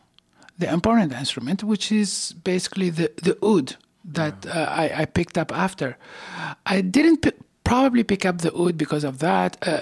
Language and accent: English; Tunisia; now in Montreal, Canada; I studied classical music in Tunisia when I was where I was born and raised